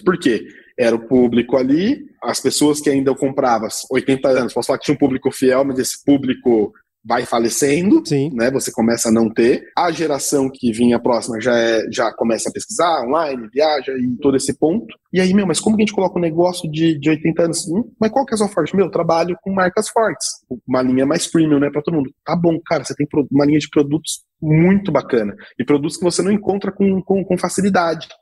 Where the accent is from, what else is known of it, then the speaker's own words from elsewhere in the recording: Brazil; Nós como brasileiros